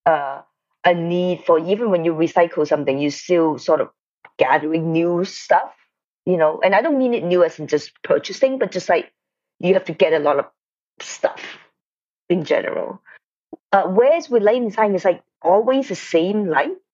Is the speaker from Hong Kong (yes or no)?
yes; Hong Kong; moved away as an adult; also born or lived in Detroit, Michigan, United States; now in United States; First of all, I was born in Detroit, but then I went back to Hong Kong when I was like 4 years old. So I mostly grew up in Hong Kong. I stayed in Hong Kong until college time and then come to the States